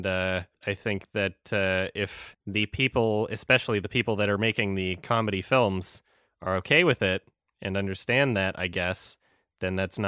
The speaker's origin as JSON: {"language": "English", "country": "Canada", "said": "I'm Canadian. I think that the stereotypical Canadian accent is hilarious."}